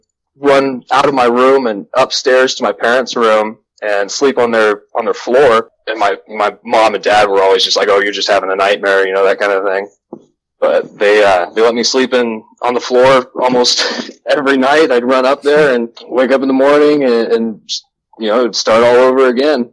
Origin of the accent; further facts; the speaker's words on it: West Des Moines, Iowa, United States; I grew up in Valley Junction in West Des Moines, Iowa, from like 1990 to about 1998.